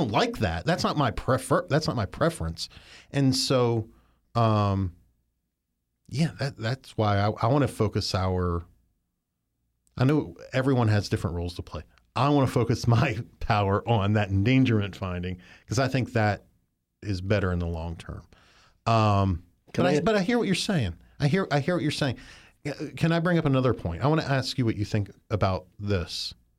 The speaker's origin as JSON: {"language": "English", "region": "Maryland", "country": "United States", "also_born_or_lived": "West Virginia", "said": "I'm from Western Maryland, and lived in West Virginia for some during my early teen years."}